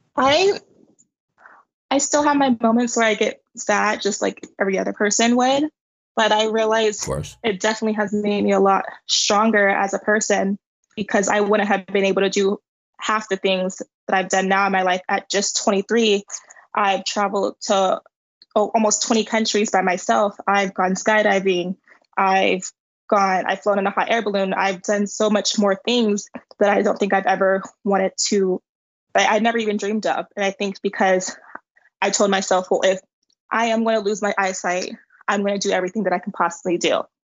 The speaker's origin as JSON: {"language": "English", "town": "San Diego", "region": "California", "country": "United States", "also_born_or_lived": "Los Angeles", "moved": "as an adult", "lives_now": "Madrid, Spain", "said": "I'm from San Diego, California, and I moved to Los Angeles to study communication and marketing."}